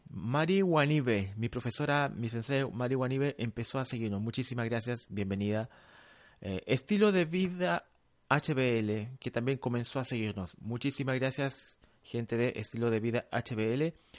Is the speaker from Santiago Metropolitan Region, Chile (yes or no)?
yes; Santiago, Santiago Metropolitan Region, Chile; also born or lived in La Cisterna / San Miguel / Providencia; now in Santiago, Chile; yo nací en Pedro Aguirre Cerda. Actualmente vivo en Provi, el laboratorio está en Provi, viví en la cisterna en San Miguel